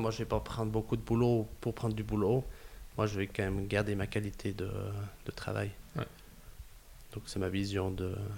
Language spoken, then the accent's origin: French; Gruyère, Fribourg, Switzerland; accent: Gruyérien; some say a bit Canadian; un peu une voix gruyérienne, des fois. On me dit que j'ai un accent un peu canadien